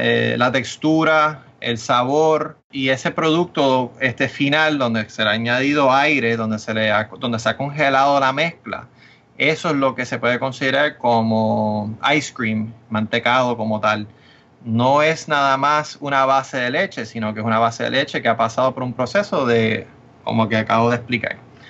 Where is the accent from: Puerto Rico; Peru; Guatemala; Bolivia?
Puerto Rico; primero yo estudié en, en Puerto Rico toda mi vida. Y este, Eso que yo sé mucho del mercado y he vivido y sé todo lo que está pasando en Puerto Rico, soy puertorriqueño